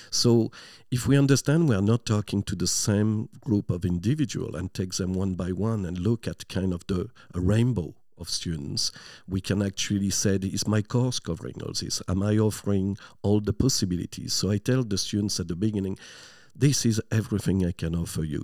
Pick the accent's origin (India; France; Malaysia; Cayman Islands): France; near Lille, Flanders, Hauts-de-France; English is a second language; moved away as an adult; now in Ireland; I'm from a small town, uh, just close to Lille.